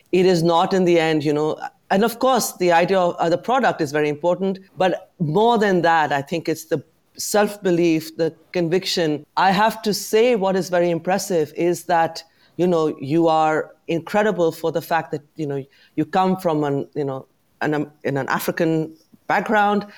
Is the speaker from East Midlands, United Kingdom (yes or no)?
no; London, United Kingdom; I'm very proud as a Londoner who has set up a business in the city